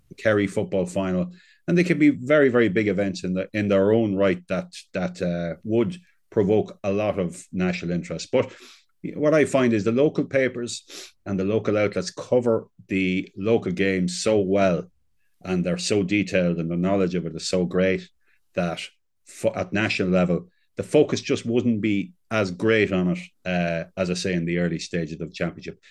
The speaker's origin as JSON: {"language": "English", "town": "Navan", "region": "Leinster", "country": "Ireland", "said": "I'm from, just outside, I'm from Navan."}